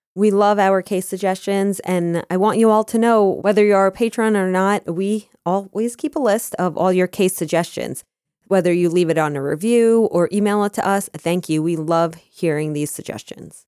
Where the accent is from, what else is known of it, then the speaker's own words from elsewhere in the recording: Scottsdale, Arizona, United States; I was born in Scottsdale